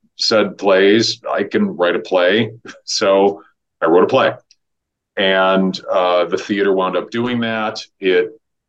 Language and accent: English; Iowa, United States; moved away as an adult; now in Los Angeles, United States; I moved to LA when I was 18. I grew up in Iowa